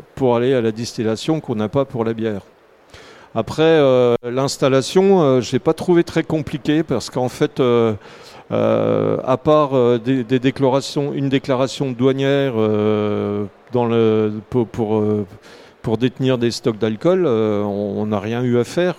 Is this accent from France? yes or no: yes; Jura, Bourgogne-Franche-Comté, France; je suis originaire du Jura